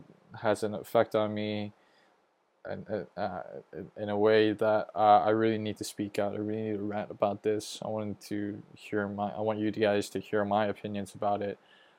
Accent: Hong Kong; accent: American; If you don't know, I am a Hong Kong citizen, even though I have an American accent. But I am from Hong Kong. I've lived there all my life.

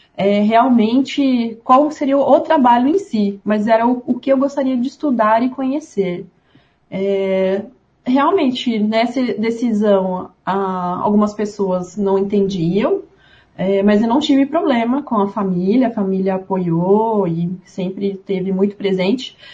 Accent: Ribeirão Preto, São Paulo, Brazil; also born or lived in Uberlândia; Eu sou de Ribeirão Preto, é, aqui no interior do estado de São Paulo

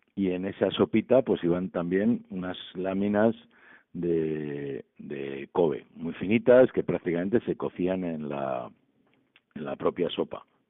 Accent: Santoña, Cantabria, Spain; la buena anchoa de calidad de mi pueblo

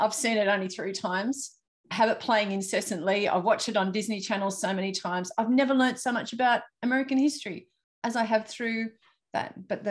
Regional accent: Newcastle, North East England, United Kingdom; So I'm so excited to be actually having a podcast with somebody from my hometown, which is Newcastle.

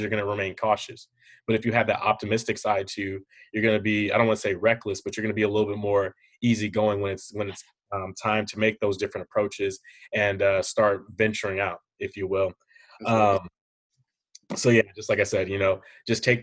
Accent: Hercules, California, United States; I'm from Hercules, California

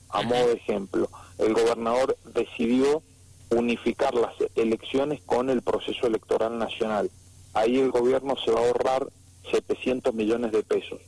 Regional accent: San Rafael, Mendoza, Argentina; quienes somos de San Rafael

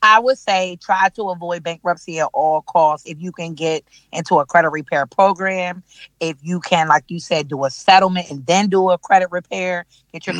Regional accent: Delaware, United States; moved away as an adult; now in Charlotte, United States; I'm from I'm from Delaware, born and raised

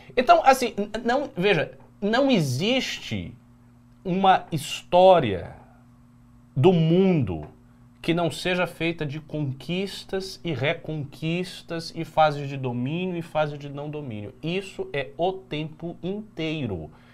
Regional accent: Brazil; a gente, como brasileiro, nós não somos índios. Nós não somos africanos de Angola. Nós somos brasileiros

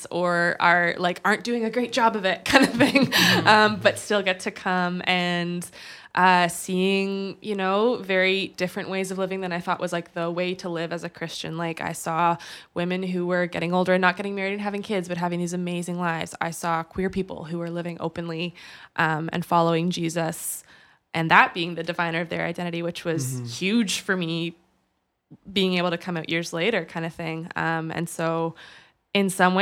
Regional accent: United States; moved away as an adult; also born or lived in Hamilton, Canada; now in Canada; I grew up for 20 years in the States before I came back here

